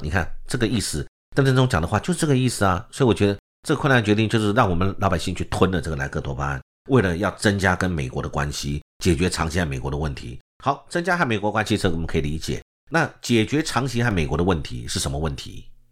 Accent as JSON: {"language": "Chinese", "country": "Taiwan", "said": "我们台湾这边的代表是我们的政务委员，就是邓正中"}